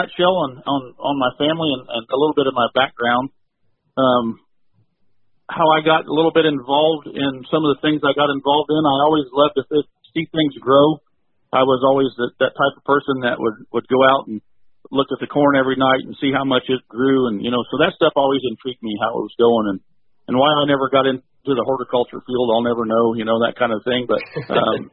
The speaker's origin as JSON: {"language": "English", "area": "Tippecanoe County", "region": "north central Indiana", "country": "United States", "tie": "born or raised there", "said": "I grew up in Indiana, north central Indiana, Tippecanoe County"}